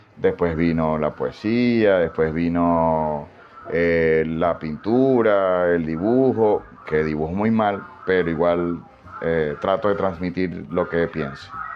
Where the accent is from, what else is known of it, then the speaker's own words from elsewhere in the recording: Maracaibo, Zulia, Venezuela; más que venezolano pues, me puedo identificar como maracucho